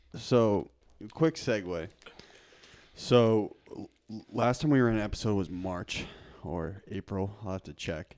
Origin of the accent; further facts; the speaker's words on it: Lincoln, Massachusetts, United States; I grew up in Lincoln